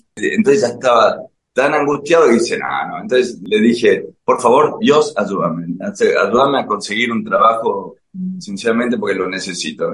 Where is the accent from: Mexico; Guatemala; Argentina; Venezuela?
Argentina; La Falda, Córdoba; yo nací ahí en La Falda, en la Sierra de Córdoba, mucha actividad al aire libre, Fui a un lindo colegio